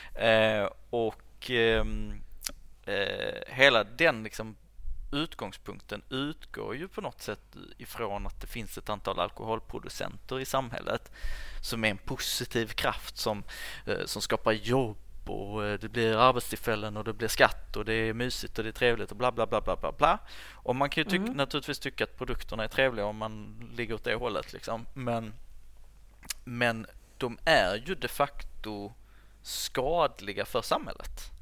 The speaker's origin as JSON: {"language": "Swedish", "town": "Höör", "region": "Skåne", "country": "Sweden", "tie": "born or raised there", "said": "jag är ju uppväxt i Hör som ligger liksom mitt ja. i Skåne"}